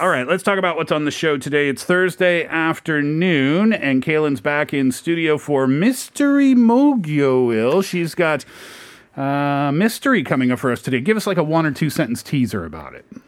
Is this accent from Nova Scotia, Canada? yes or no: yes; Nova Scotia, Canada; moved away; I'm from Nova Scotia, which is also a peninsula